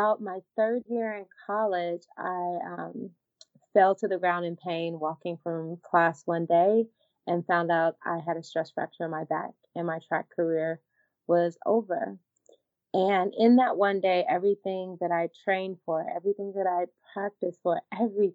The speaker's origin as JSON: {"language": "English", "town": "Humboldt", "region": "Tennessee", "country": "United States", "tie": "born or raised there", "moved": "yes", "lives_now": "Los Angeles, United States", "said": "I'm from Humboldt, Tennessee. So very much a small town girl"}